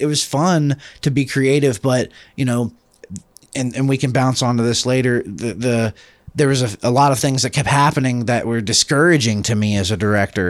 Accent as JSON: {"language": "English", "town": "Atlanta", "region": "Georgia", "country": "United States", "said": "I come from Atlanta"}